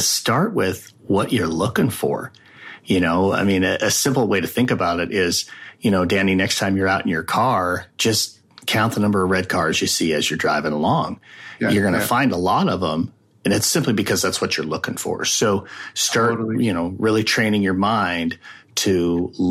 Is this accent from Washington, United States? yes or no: no; Wyoming, United States; moved away as an adult; also born or lived in Arizona; My home state is Wyoming